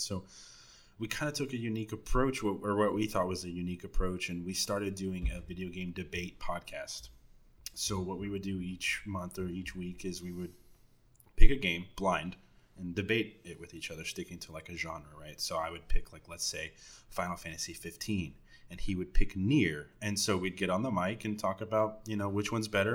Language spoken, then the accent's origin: English; Dallas, Texas, United States; I'm definitely from Dallas